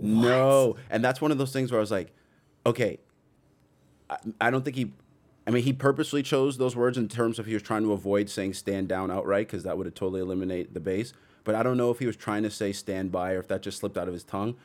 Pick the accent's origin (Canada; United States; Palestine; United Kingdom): Canada; Toronto, Ontario; I'm from Toronto